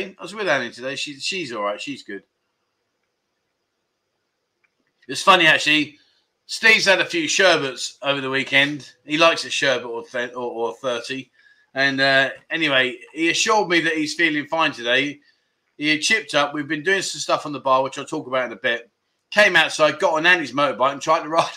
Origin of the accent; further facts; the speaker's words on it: London, United Kingdom; moved away as an adult; now in Pattaya, Thailand; we're from South London